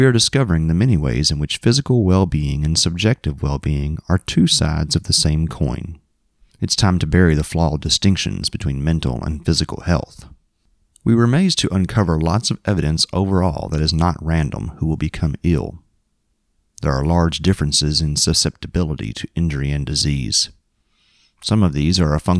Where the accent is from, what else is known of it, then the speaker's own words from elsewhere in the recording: Springfield, Kentucky, United States; growing up in Springfield, Kentucky